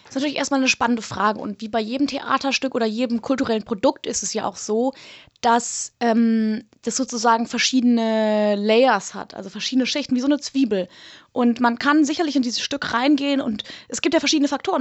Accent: Germany; wir als Deutsche

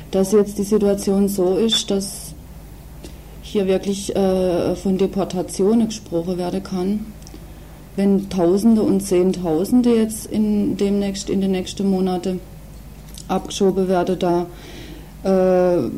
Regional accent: West Germany, Germany; hier als ähm, Westdeutsche oder Westdeutscher, welche Rolle wir hier auch spielen in diesem Spiel

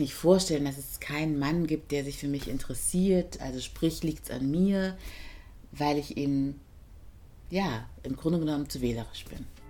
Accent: Germany; born or raised there

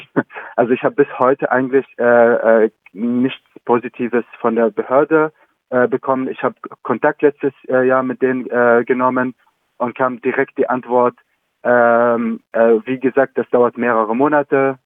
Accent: Idlib, Idlib Governorate, Syria; German is a second language; moved away as an adult; now in Freiburg, Germany; ich komme zum Beispiel aus Idlib

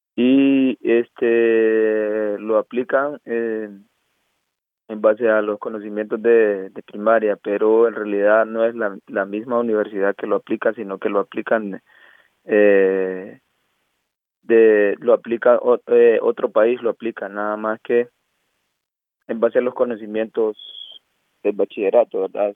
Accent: Choluteca, Honduras; moved away as an adult; now in Stralsund, Germany; soy de, de Honduras, de Choluteca

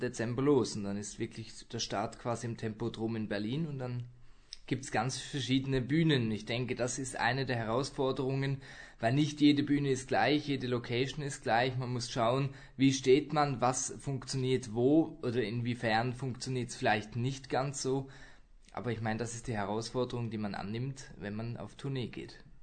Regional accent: Zurich, Switzerland; moved away; Und am 18. Januar geht's dann in meine Heimat, das sind wir im Volkshaus in Zürich.

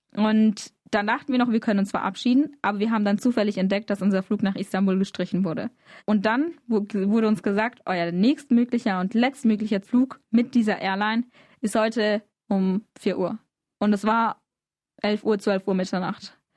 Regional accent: Freiburg, Baden-Württemberg, Germany; born or raised there; also born or lived in Izmir

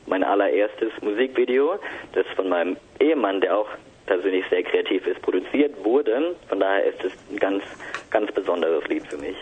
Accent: Mannheim, Baden-Württemberg, Germany; Als Mannheimer

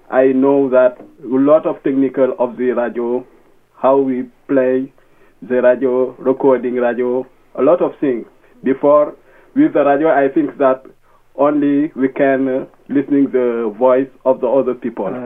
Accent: Mali; English is a second language; now in Germany; I'm from Mali. Before I'm coming here in Germany, I never play in the radio.

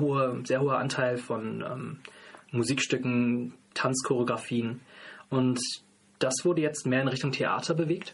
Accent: North Rhine-Westphalia, Germany; now in Freiburg, Germany; komme aber ursprünglich aus Nordrhein-Westfalen

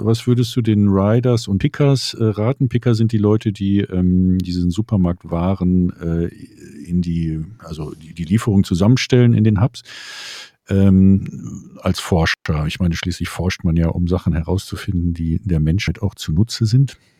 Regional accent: Berlin, Germany; als, Berliner

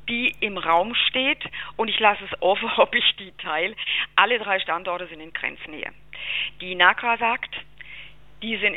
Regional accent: Baden-Württemberg, Germany; Also ich habe nicht nur keinen Schweizer äh, Akzent, sondern ich bin tatsächlich auch keine Schweizerin

